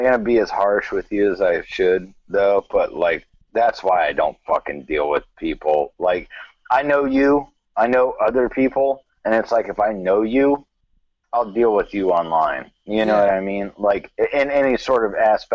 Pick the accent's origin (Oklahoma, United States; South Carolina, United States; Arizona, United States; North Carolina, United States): South Carolina, United States; my homie I grew up with in South Carolina